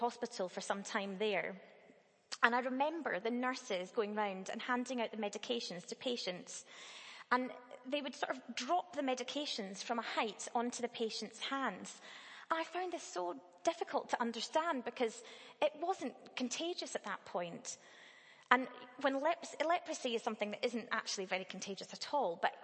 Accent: Dunblane, Scotland, United Kingdom; I grew up in Dunblane, a fairly small town

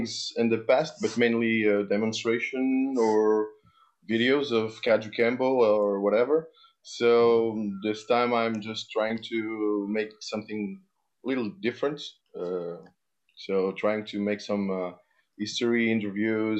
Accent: Portugal; I started in karate and judo at the age of 7 in Portugal. I'm from Portugal

